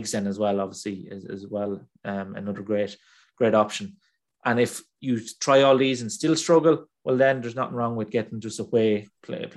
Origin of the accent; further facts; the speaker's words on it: Ireland; I'm Irish